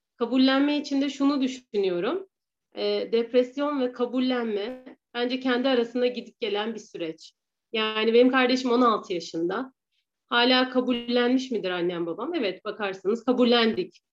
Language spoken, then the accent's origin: Turkish; Ankara, Turkey; 1985 Ankara doğumluyum.